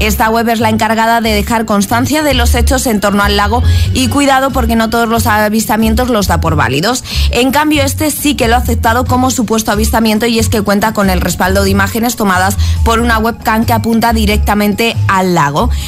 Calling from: Madrid, Community of Madrid, Spain; de Madrid y soy un desastre en todos los deportes que tengan que ver con balones.

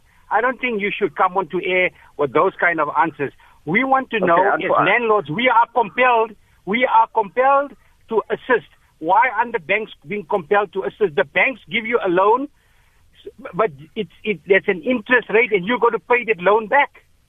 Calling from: Potchefstroom, North West, South Africa; I'm calling from Potchefstroom.

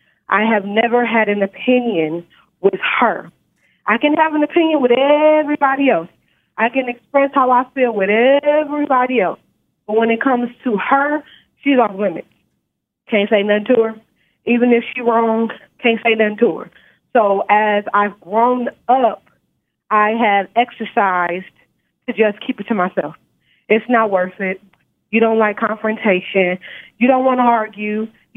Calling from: Nevada, United States; I'm calling from Nevada.

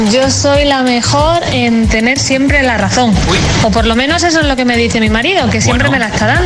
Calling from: Toledo, Castilla-La Mancha, Spain; de Toledo. Una tarde más escuchándoos.

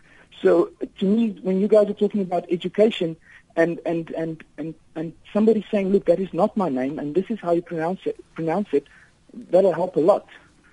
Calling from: Viljoenskroon, Free State, South Africa; first language Afrikaans; English is a second language; I'm a Afrikaans born in South Africa

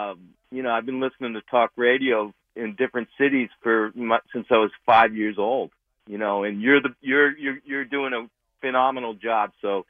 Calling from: Boston, Massachusetts, United States; also born or lived in Chicago; Yeah, I live down in Austin, but I'm from Boston, and I'm a longtime Boston and then moved to Chicago.

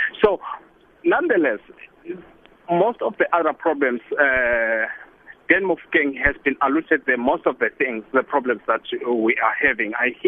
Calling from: South Africa; I'm traveling. I'm on the road here on N12 between from Kimberley side to Joburg.

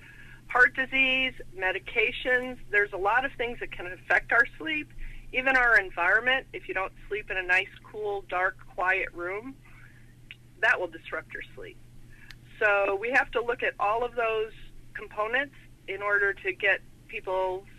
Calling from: St. Charles, Illinois, United States; I'm up near Chicago, St. Charles, Illinois.

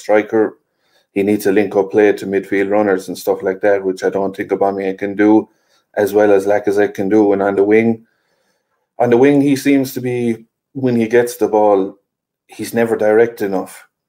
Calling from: Limerick, Munster, Ireland; I'm joining from Ireland, Harry, Limerick in Ireland there, so not too far away.

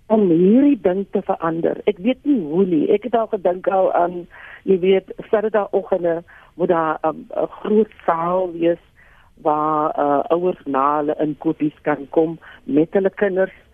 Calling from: Centurion, Gauteng, South Africa; Ek is hier van Centurion

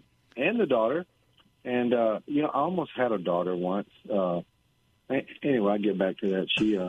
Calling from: San Antonio, Texas, United States; I'm calling from San Antonio.

